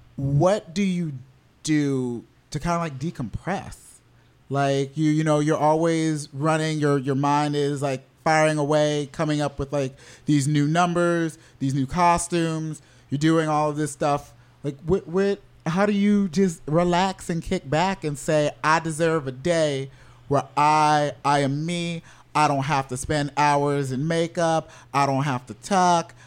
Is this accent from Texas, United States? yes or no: no; Orlando, Florida, United States; I grew up in Orlando